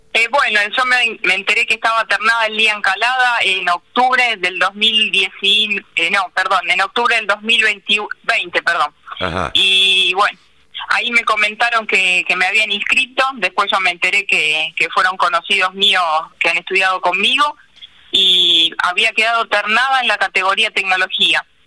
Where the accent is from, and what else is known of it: Paso del Rey, Buenos Aires Province, Argentina; born or raised there; also born or lived in Marcos Paz